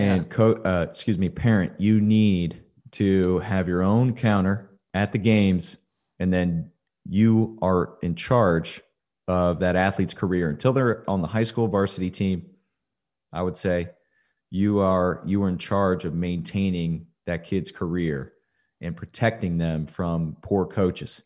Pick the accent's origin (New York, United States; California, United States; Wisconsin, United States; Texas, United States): Texas, United States; Dripping Springs; my hometown, Dripping Springs